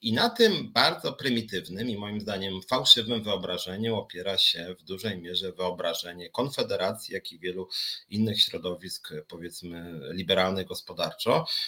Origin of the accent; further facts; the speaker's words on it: Warsaw, Masovian Voivodeship, Poland; wywodzę po prostu z Warszawy